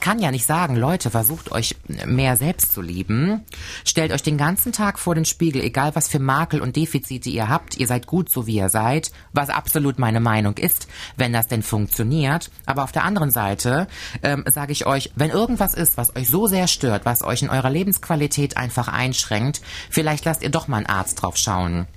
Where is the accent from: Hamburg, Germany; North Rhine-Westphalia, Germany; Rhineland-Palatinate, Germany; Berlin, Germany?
North Rhine-Westphalia, Germany; Cologne; moved away as an adult; now in Koblenz, Germany; aus meiner Heimatstadt Köln